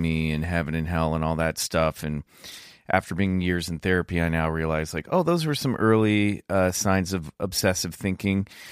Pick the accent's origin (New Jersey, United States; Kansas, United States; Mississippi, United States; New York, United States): Kansas, United States; near Lawrence; Lawrence Kansas, not far from where I grew up